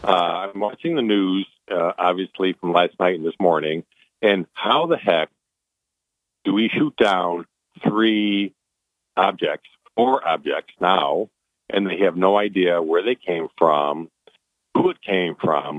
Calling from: Italy; No, I'm actually from calling you from Italy.

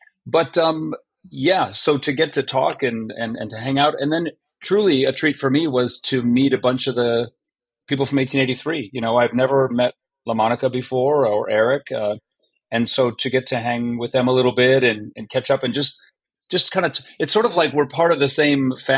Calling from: Vancouver, British Columbia, Canada; Right now, I'm in Vancouver, British Columbia, Canada.

